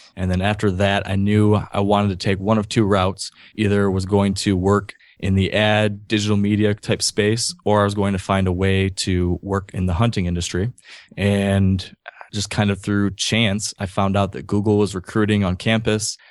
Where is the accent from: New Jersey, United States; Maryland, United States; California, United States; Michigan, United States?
Michigan, United States; Grand Rapids; also born or lived in New York City / San Francisco / Lansing, Michigan / Ann Arbor, Michigan; I grew up in Grand Rapids, Michigan, which is not too far from Lake Michigan, over on the western side of the state.